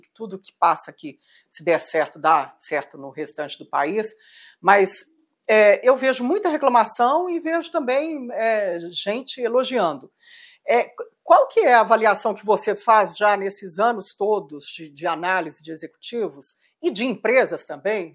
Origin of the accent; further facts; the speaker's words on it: Minas Gerais, Brazil; como mineira